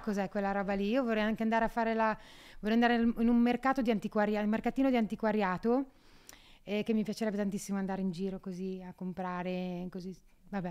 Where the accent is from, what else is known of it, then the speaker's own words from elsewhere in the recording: Solarolo, Emilia-Romagna, Italy; Io vengo da Solarollo in provincia di Ravenna, siamo 4.000 persone